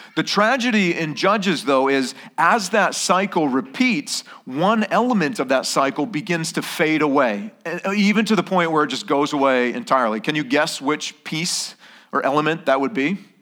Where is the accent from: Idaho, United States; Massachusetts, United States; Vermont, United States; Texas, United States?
Vermont, United States; now in Okinawa, Japan; I was born and raised in Vermont